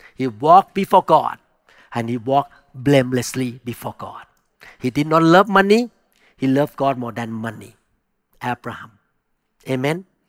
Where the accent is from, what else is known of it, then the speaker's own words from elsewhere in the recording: Thailand; moved away; I grew up in Thailand where you can talk to the spirit